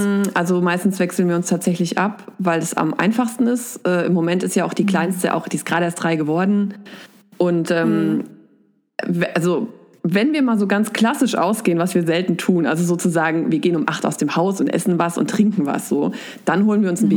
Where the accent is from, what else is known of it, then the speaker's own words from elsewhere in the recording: Giessen, Hesse, Germany; also born or lived in Erlangen, Bavaria; now in Wiesbaden, Germany; dann sind wir übergesiedelt sozusagen nach Hessen. Da war ich sieben und äh, in Mittelhessen bin ich aufgewachsen, so rund um Gießen